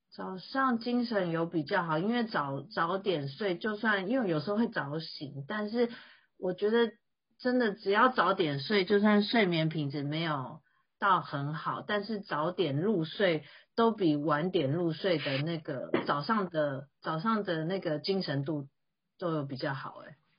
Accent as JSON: {"language": "Chinese", "country": "Taiwan", "said": "我觉得今年其实对台湾人还蛮特别的哈"}